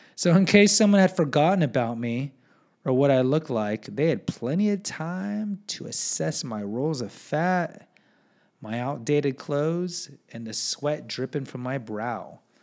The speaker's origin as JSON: {"language": "English", "town": "Houston", "region": "Texas", "country": "United States", "said": "I'm from Houston"}